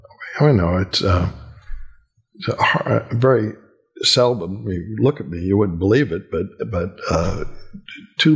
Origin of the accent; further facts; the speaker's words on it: California, United States; born there; And I had family in California, and I was born in California. So I had a second home out there.